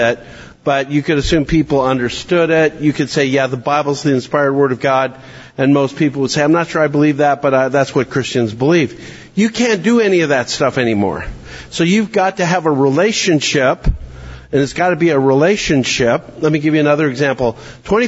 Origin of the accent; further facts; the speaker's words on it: Canada; now in Williamson County, Tennessee, United States; I'm a Canadian